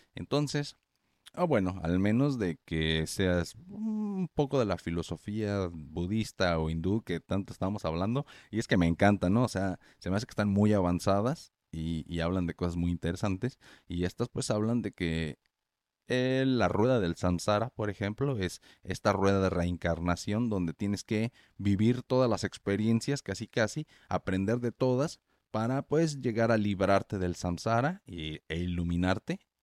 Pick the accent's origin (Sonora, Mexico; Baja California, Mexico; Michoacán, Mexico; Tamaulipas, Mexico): Michoacán, Mexico; Morelia; yo soy de Morelia, Michoacán, México, ahí no neva